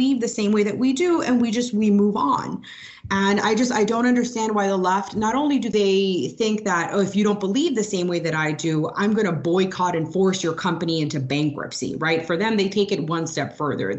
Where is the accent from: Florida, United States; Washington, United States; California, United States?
Florida, United States; Miami / South; who grew up in Miami or like South Florida